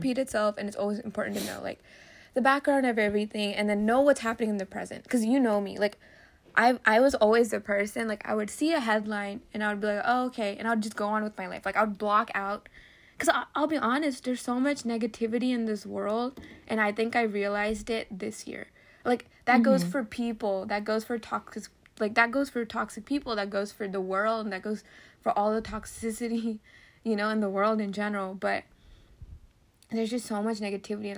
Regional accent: Philadelphia, Pennsylvania, United States; I was born in Philly

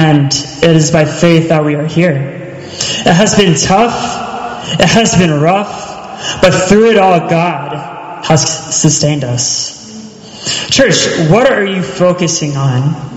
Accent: Charleston, South Carolina, United States; moved away; I'm from Charleston

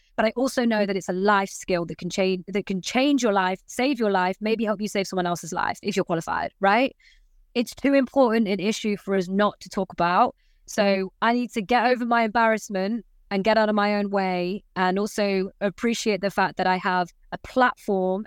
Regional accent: Nottingham, East Midlands, United Kingdom; also born or lived in Leicester; I'm from Nottingham. I was born and bred in Nottingham, and I moved to Leicester to present the, sh- the breakfast show there

